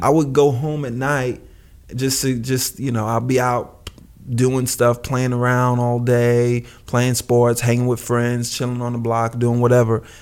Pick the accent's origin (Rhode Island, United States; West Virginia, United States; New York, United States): New York, United States; New York City; where I lived in, where I grew up in Brooklyn.